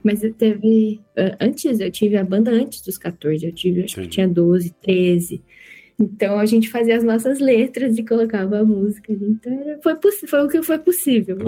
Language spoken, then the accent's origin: Portuguese; Lambari, Minas Gerais, Brazil; also born or lived in São Paulo; now in Germany; eu sou uma pessoa que nasceu em São Paulo, mas eu cresci em Minas Gerais. Então, para mim, eu sou mineira